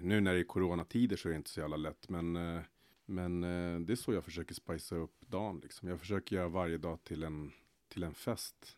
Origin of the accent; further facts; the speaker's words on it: Stockholm, Stockholm County, Sweden; also born or lived in Solna; jag är uppväxt i Rinkeby eh, fram tills jag var 16 år. Sen flyttade jag till Solna bland annat